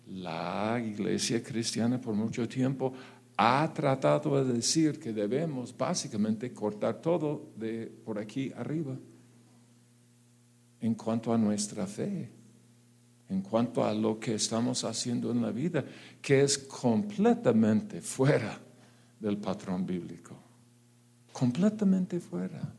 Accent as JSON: {"language": "Spanish", "country": "Mexico", "said": "atención. Claro que sí. ¿En dónde no? ¿En dónde no? O sea, en mi país hay mucha bendición."}